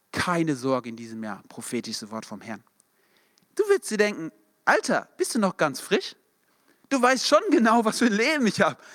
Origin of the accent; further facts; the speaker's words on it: Darmstadt, Hesse, Germany; wir kommen beide aus Darmstadt oder aus der Nähe